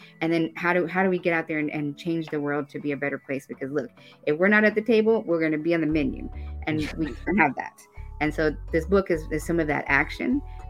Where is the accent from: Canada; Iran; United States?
United States; Texas; also born or lived in Kansas; Well, and I always say Texas, even though I was born in Kansas, and my mom says she's going to change my birth certificate to Texas. My mom's from the Alamo next to McAllen.